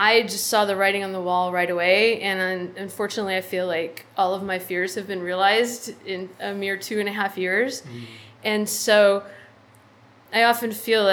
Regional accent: San Antonio, Texas, United States; now in Austin, United States; I grew up in San Antonio

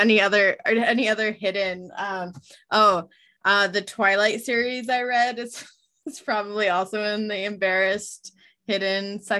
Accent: West Coast, United States; I was like, you know, I'm from the West Coast.

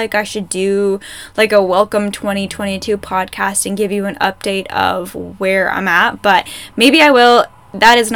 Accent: Ontario, Canada; now in Alberta, Canada; I'm from Ontario, I know the difference between Ontario winter and Alberta winter, and I remember living in Ontario

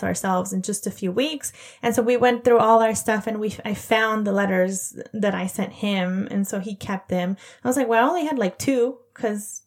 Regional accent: Central Valley, Northern California, United States; moved away; also born or lived in Montana; I'm from Northern California. I say Northern, but really it's like the Central Valley. I'm from near San Francisco

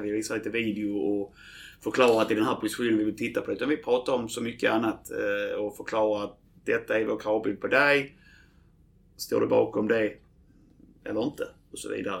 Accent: Landskrona, Skåne, Sweden; jag är ju född i Landskrona

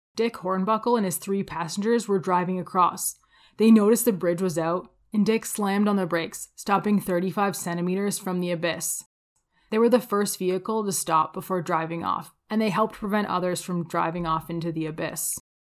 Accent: Windsor, Ontario, Canada; now in Calgary, Canada; I grew up outside of Windsor, Ontario

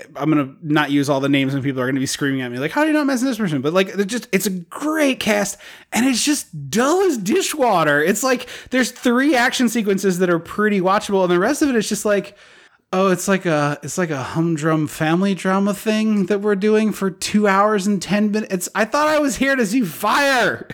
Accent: United States; as an American who is, who has been on this, on this country for quite some time

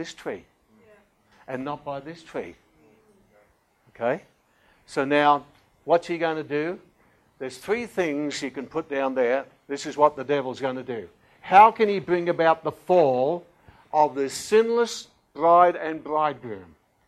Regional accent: Australia; being very Australian

